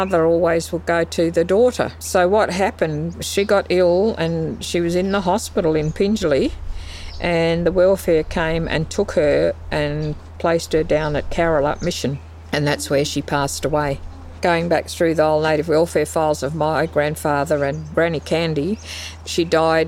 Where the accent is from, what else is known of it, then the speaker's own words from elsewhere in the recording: Brookton, Western Australia, Australia; growing up in Brookton around my old people, it was just magical, because for the first 8 years of my life I lived with my grandmother and grandfather